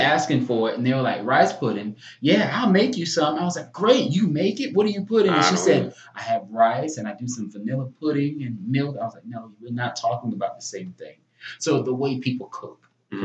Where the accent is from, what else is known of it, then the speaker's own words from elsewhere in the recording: the Lowcountry, near Santee off I-95, South Carolina, United States; I am from a small town in the low country. It's called Utahville.